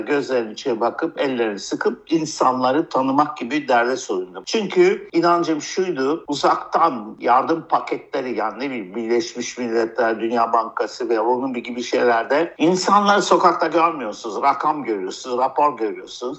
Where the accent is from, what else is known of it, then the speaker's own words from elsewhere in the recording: France; also born or lived in United States / United Kingdom; now in Turkey; Amerika'da doğdum, Fransa'da büyüdüm, İngiltere'de iktisat, anayasa, politika okudum.